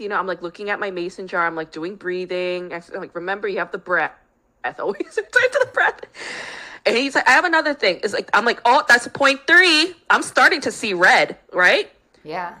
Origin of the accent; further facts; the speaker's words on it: New York, United States; now in Los Angeles, United States; I grew up in New York.